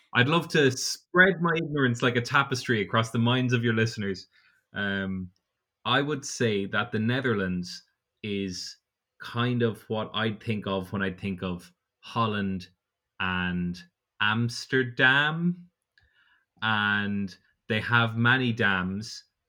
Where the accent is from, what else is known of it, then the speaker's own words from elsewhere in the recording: Portarlington, Ireland; I'm from Port Arlington and it's split down the middle with a river